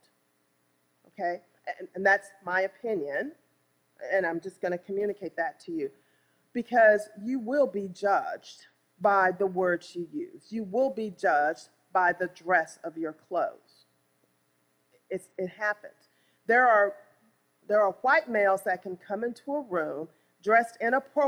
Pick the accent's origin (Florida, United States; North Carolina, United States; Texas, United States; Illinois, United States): Illinois, United States; East St. Louis; I was born and raised in East St. Louis, Illinois.